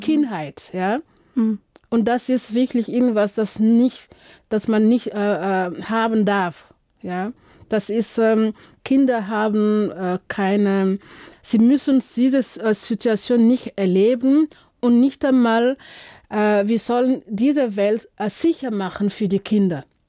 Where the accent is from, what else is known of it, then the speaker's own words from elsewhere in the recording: Burkina Faso; moved away; ich komme aus Burkina Faso